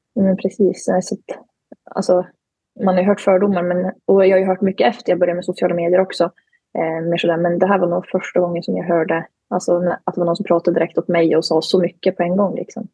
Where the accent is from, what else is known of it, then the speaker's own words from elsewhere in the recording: Glen, Jämtland, Sweden; moved away as an adult; now in Umeå, Sweden; kommer från Glen i Jämtland, tillhör Tåssåsens sameby där jag och min familj bedriver renskötsel